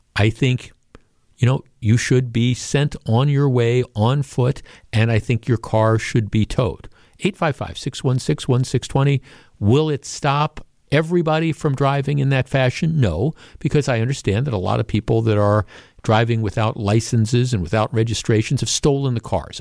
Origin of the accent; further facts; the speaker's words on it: Glendale, Wisconsin, United States; I grew up here, right? I grew up in Glendale